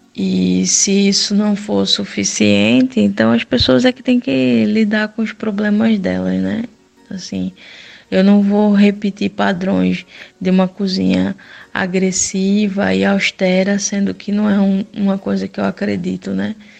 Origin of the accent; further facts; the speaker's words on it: Brazil; moved away; a gente é do Brasil